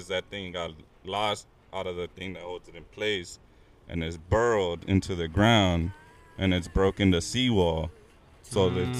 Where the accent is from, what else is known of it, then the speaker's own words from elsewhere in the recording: California, United States; moved away; I'm from Cali, the city, right by the beach.